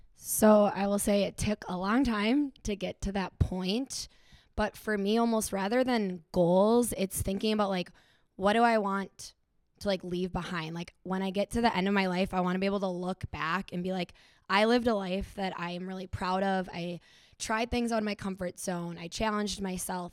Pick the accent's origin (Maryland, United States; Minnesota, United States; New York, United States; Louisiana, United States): Minnesota, United States; Stillwater; I am from Stillwater, Minnesota